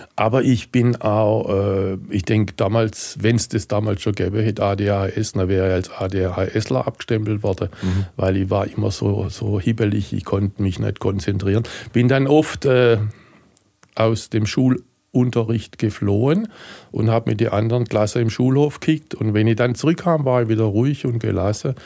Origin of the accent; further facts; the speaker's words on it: Heilbronn, Baden-Württemberg, Germany; Und ich komme aus Heilbronn, bin in Heilbronn geboren, bin bekennender Heilbronner